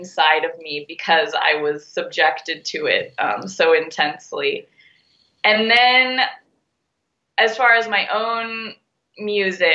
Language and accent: English; Nevada City, California, United States; also born or lived in Humboldt County, California; I grew up in Nevada City